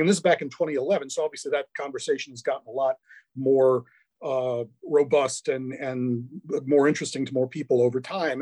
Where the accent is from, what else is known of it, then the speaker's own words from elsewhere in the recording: Milwaukee, Wisconsin, United States; now in St. Louis, United States; I grew up in Milwaukee.